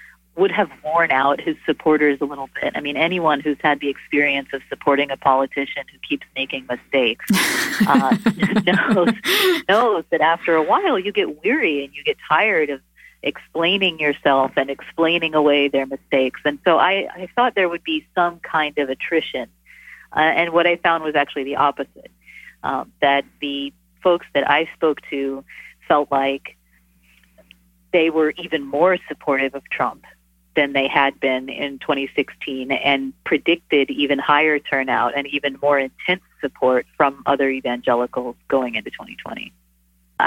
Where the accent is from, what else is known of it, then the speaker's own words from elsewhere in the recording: North Texas, United States; I grew up Methodist in North Texas